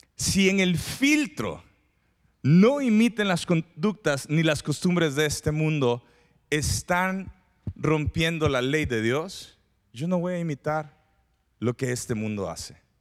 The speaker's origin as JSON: {"language": "Spanish", "country": "Mexico", "said": "los mexicanos"}